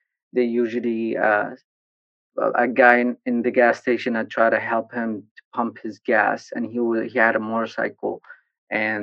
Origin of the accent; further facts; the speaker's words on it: Sana'a, Amanat Al Asimah, Yemen; moved away as an adult; also born or lived in Taiz, Yemen; now in United States; Born and raised in Yemen, in Sana'a. I was born in Taiz, actually, but I was raised in Sana'a all my life.